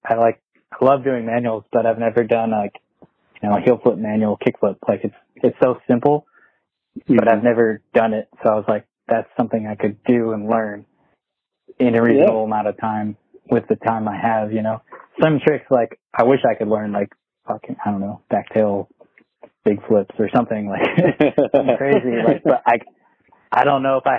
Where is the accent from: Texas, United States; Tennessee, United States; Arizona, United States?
Arizona, United States; also born or lived in Canton, Ohio; we migrated to Arizona and grew up there for, I don't know, however long, 15 years.